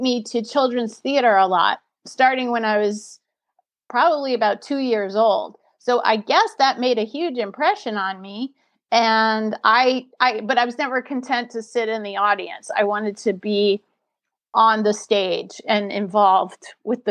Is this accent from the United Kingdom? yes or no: no; New Orleans, Louisiana, United States; now in Los Angeles, United States; I'm coming at you today from Los Angeles, California, but I'm originally from New Orleans, Louisiana